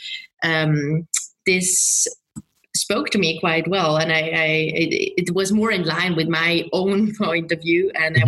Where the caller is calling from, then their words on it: Bern, Switzerland; I'm calling in from Bern in Switzerland.